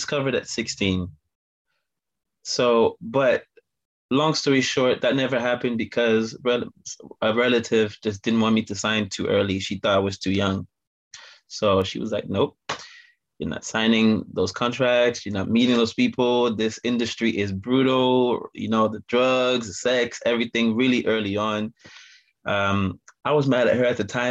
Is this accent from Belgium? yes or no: yes; Belgium; now in Manchester, United Kingdom; I'm from Manchester, UK, and originally from Belgium